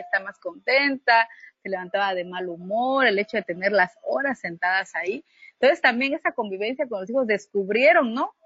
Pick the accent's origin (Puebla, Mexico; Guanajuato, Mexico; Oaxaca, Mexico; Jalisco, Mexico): Oaxaca, Mexico; Unión Hidalgo; yo soy originaria de Unión Hidalgo, de origen zapoteca